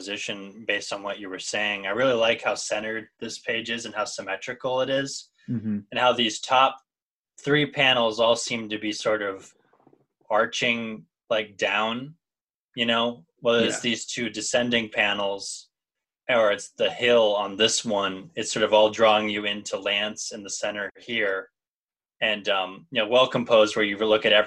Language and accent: English; Midwest, United States; I grew up in the Midwest area where you do get snow